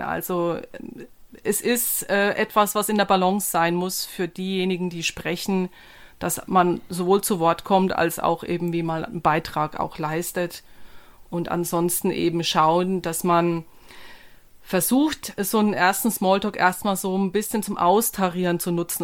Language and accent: German; Germany; als Deutscher